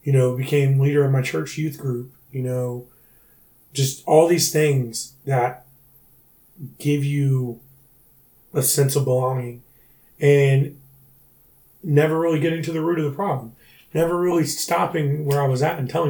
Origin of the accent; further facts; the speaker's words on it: Brunson, South Carolina, United States; moved away as an adult; also born or lived in Charleston, South Carolina; originally from Brunson, South Carolina.